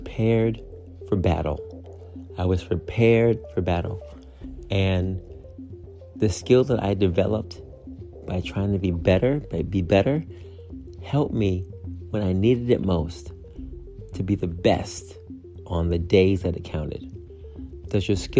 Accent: upstate New York, United States; my hometown, right, upstate New York

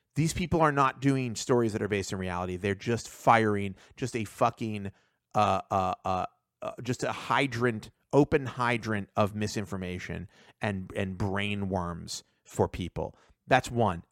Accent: United States; I was born in America. I'm, like, second generation in America

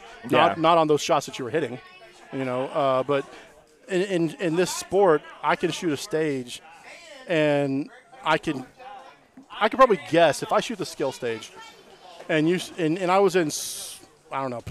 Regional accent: Huntsville, Alabama, United States; I'm born and raised in Huntsville, Alabama

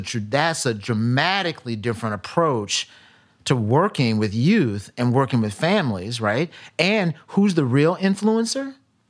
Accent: Milwaukee, Wisconsin, United States; matter of fact, I grew up in Milwaukee, right?

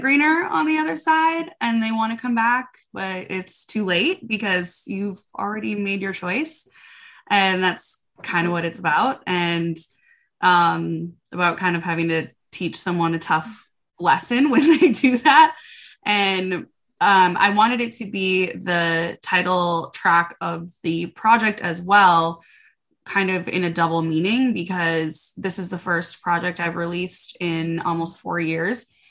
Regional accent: Minnesota, United States; moved away as an adult; now in Nashville, United States; I am from Minnesota originally

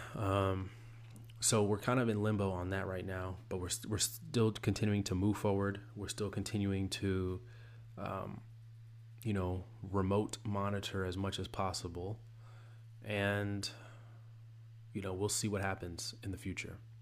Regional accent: the South, United States; I'm from the South

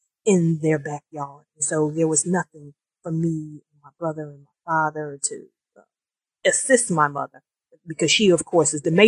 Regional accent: Detroit, Michigan, United States; I was born and raised in Detroit as my hometown. I was born in 1969 in the northwest side of Detroit

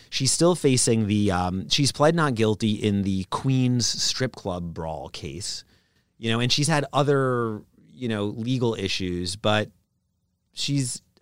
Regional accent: Brooklyn, New York, United States; I'm from Brooklyn is my response

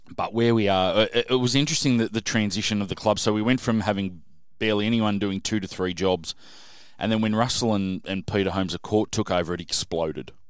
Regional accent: Sydney, New South Wales, Australia; also born or lived in Menai / Bathurst; I grew up in, uh, a suburb called South Hurstville and lived there till I was about sixteen

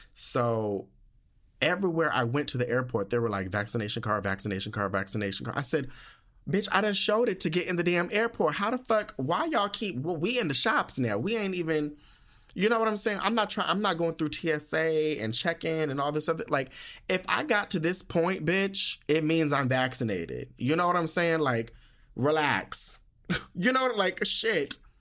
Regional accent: United States; moved away; being from the United States.

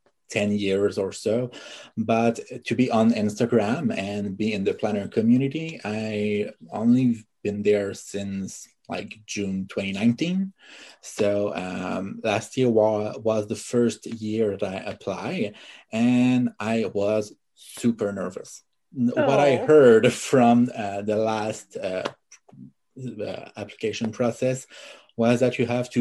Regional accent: Canada; English is a second language; I'm French Canadian.

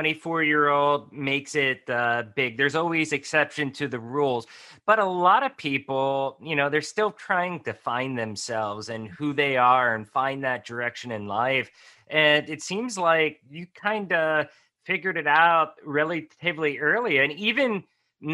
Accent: a small town in Pennsylvania, United States; moved away as an adult; also born or lived in Tijuana, Mexico; I ended up moving from a small town in Pennsylvania out to Tijuana, Mexico by myself. And lived in Mexico for like 15 years

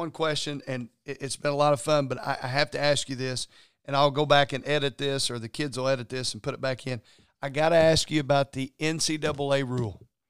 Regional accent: Louisville, Kentucky, United States; As he said, he's always been chucking it from the cheap seats growing up in Louisville. And being a Louisville native, could not be more happier for that man

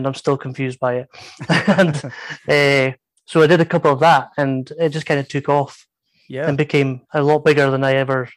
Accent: northeast of Scotland, United Kingdom; I'm from the northeast of Scotland. I'll try and be a bit more pronouncing of words rather than my usual way of speaking. But yeah, from the northeast of Scotland in a small town.

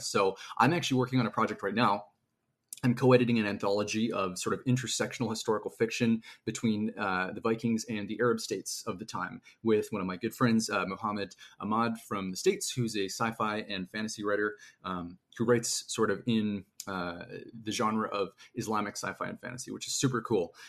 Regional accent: Canada; I am a Canadian author

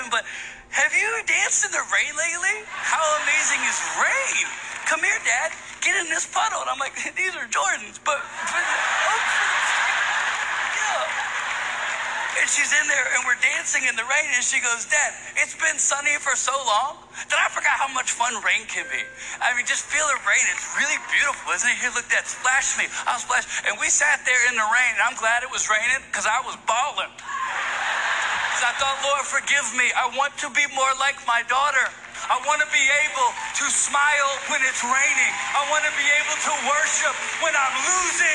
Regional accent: Virginia, United States; now in New York City, United States; I'm from Virginia

